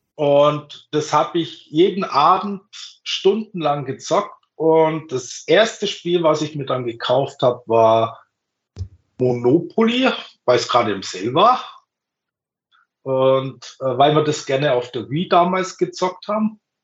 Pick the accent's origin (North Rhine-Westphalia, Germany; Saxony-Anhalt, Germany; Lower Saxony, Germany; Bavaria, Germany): Bavaria, Germany; ich komme aus Bayern